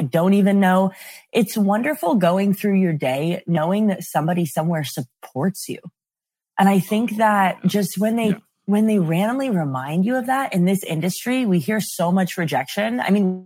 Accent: North Carolina, United States; now in Los Angeles, United States; I am originally from the South. I'm from North Carolina

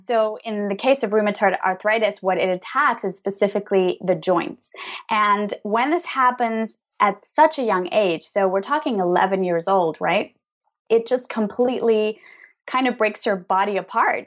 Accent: Venezuela; also born or lived in New York / Spain; now in Madrid, Spain; We're originally from Venezuela, both of us

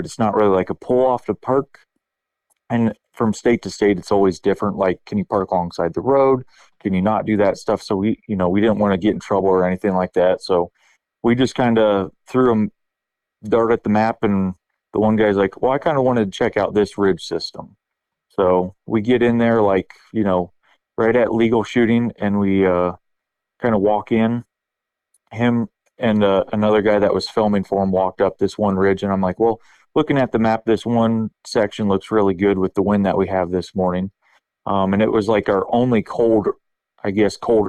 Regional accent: Northeast Ohio, United States; I'm from Northeast Ohio area

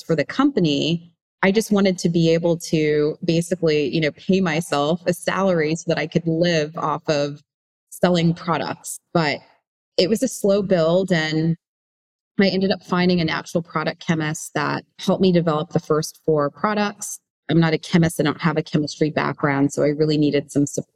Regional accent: New York, United States; growing up in New York

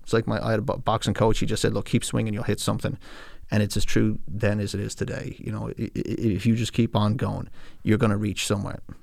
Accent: California, United States; now in Ireland; when I was growing up in California

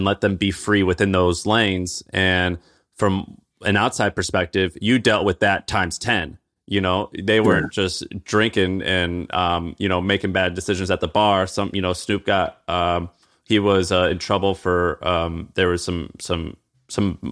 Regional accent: Missouri, United States; I grew up in Missouri as a, you know, as a 12-year-old white kid in Missouri.

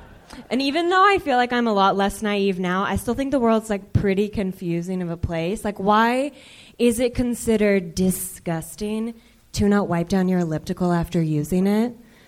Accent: Texas, United States; I'm from Texas originally, where we don't really like, I wouldn't clap at that, but we don't really like to express our emotions.

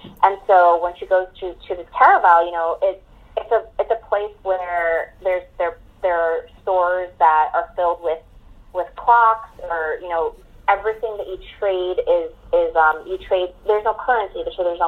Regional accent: New York, United States; I'm from New York

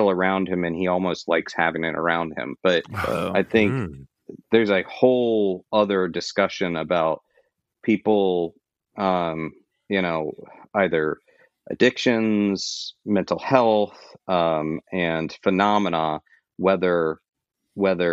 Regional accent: Florida, United States; I grew up in Florida

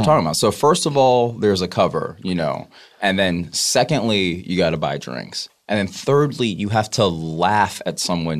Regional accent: the South, United States; I'm from the South

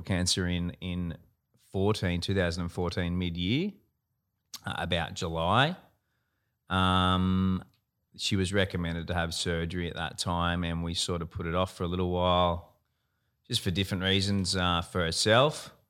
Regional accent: Gold Coast, Queensland, Australia; have always always lived on the Gold Coast, born and bred on the Gold Coast

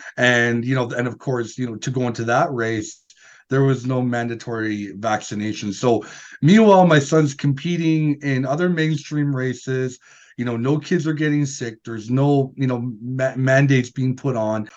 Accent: Northern Alberta, Canada; we're from Northern Alberta

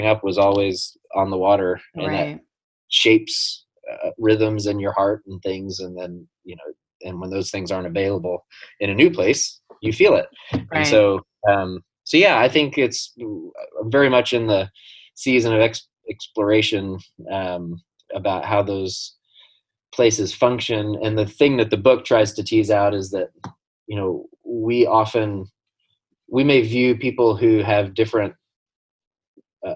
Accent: Bentonville, Arkansas, United States; moved away as an adult; now in Manhattan, United States; my hometown of Bentonville, Arkansas

